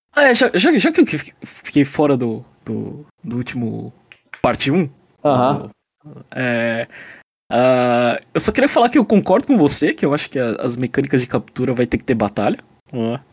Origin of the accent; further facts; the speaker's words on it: Brazil; now in Japan; notícias do Brasil, né? É, eu gosto porque me lembra o quanto, sei lá, tipo, de onde eu vim